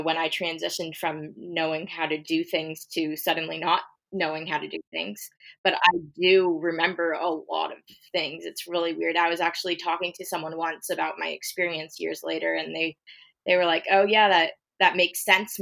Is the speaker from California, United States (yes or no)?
yes; California, United States; I'm from California